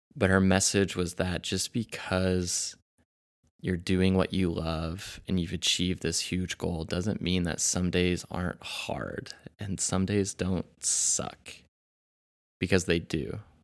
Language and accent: English; Kansas City, United States; also born or lived in Arkansas; I'm also from Kansas City